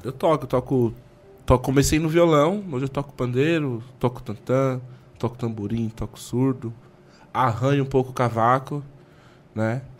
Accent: Brazil; eu, por ser brasileiro

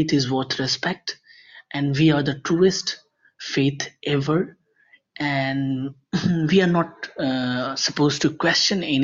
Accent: Bihar, India; I am from India. I come from the most backward state of India, that is Bihar.

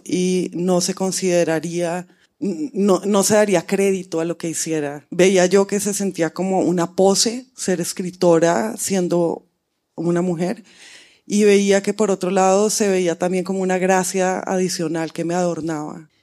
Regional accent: Colombia; moved away as an adult; also born or lived in United States; cuando me fui de Colombia a, estudiar en Estados Unidos

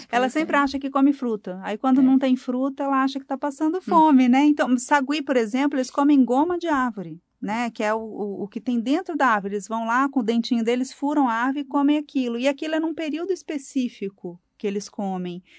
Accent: Rio de Janeiro, Brazil; Eu sou do Rio.

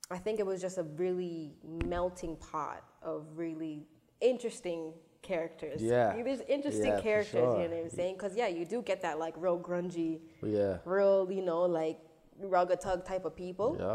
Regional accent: Toronto, Ontario, Canada; I'm from Scarborough, and I grew up in the suburbs of Scarborough, like the borders, like along Steeles

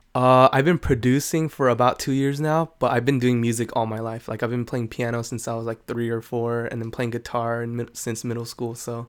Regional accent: San Jose, California, United States; I pretty much lived here all my life. I was born in San Jose

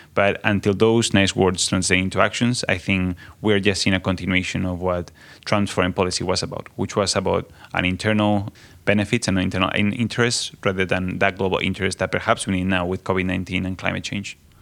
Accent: Spain; I come from Spain, so I come from the context of the European Union

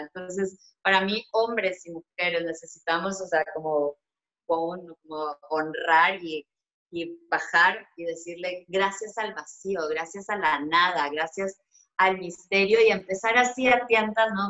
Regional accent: Colombia; yo soy una mujer colombiana

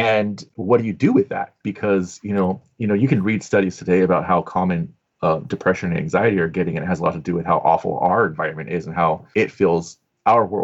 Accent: Southern California, United States; growing up in Southern California

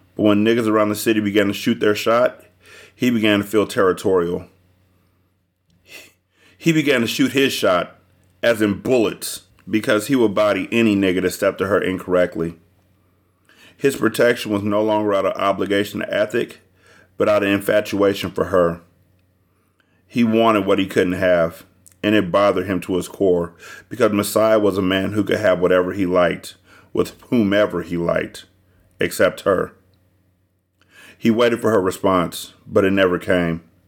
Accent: California, United States; in my mind, I'm from California

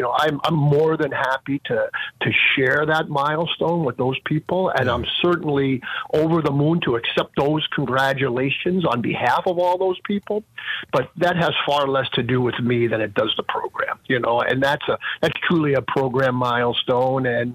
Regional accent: New York City, New York, United States; moved away as an adult; also born or lived in Long Island, New York / Brockport, New York; now in Erie, United States; I born and raised in the New York City area, believe it or not. Born in Brooklyn, New York, and then my family moved out to the Long Island area when I was about 13 years old

